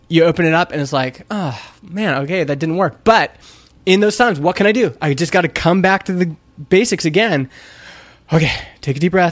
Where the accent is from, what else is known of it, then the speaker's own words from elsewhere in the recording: Canada; I'm Canadian.